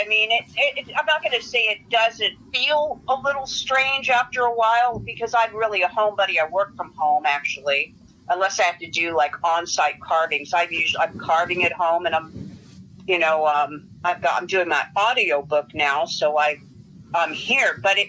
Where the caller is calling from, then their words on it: Los Angeles, California, United States; San Fernando Valley in Los Angeles.